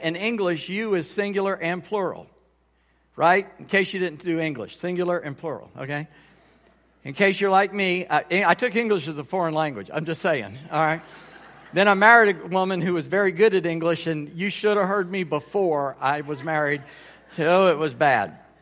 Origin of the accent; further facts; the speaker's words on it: United States; I'm, uh, mostly Scott, but Scott Irish descent. I'm an American. I'm one hundred percent American